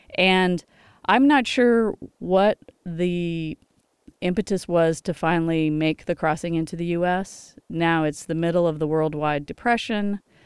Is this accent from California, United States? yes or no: yes; Los Angeles, California, United States; I grew up in Los Angeles